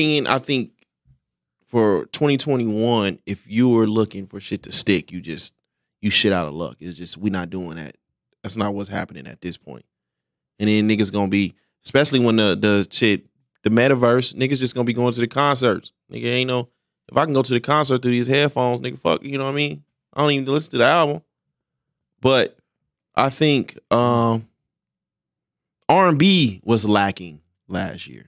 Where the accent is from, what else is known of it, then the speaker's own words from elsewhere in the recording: Philadelphia, Pennsylvania, United States; I'm from Philly.